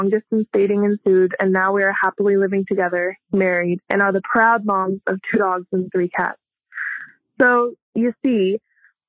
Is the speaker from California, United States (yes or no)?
yes; Southern California, United States; now in Phoenix, United States; I hail from Southern California.